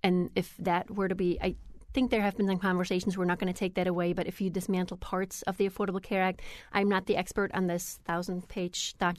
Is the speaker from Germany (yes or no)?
yes; Germany; moved away as an adult; I grew up in Germany with a very different system, and I didn't pay that much attention about the system because I was 19 when I came here.